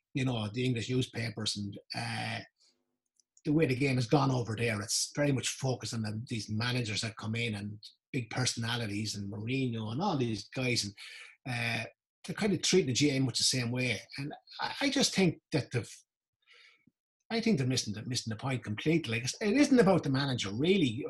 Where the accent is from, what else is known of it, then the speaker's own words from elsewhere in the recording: Carlow, Leinster, Ireland; I was from Carlow